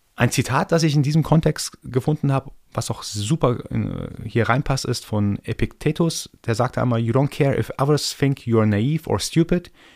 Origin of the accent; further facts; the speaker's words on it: Iran; now in Germany; Ich bin ja gebürtiger Iraner, komme also aus dem Orient sozusagen